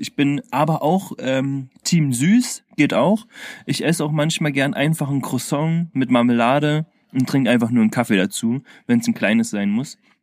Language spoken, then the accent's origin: German; Berlin, Germany; als Berliner